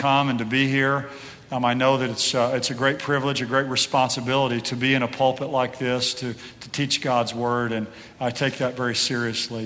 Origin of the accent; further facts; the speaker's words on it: Oklahoma City, Oklahoma, United States; we're from Oklahoma City.